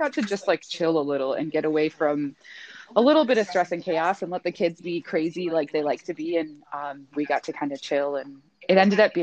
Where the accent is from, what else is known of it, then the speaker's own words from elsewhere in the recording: Minnesota, United States; moved away as an adult; now in Texas, United States; we're originally from Minnesota